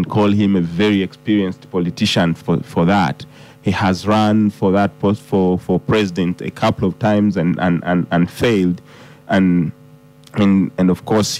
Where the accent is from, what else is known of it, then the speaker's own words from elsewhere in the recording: Busia, Uganda; I come from Busia, which is at the border to Kenya